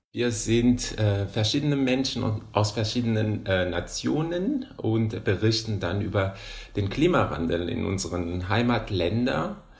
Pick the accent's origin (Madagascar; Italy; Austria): Madagascar; German is a second language; moved away as an adult; now in Hannover, Germany; Ich komme aus Madagaskar.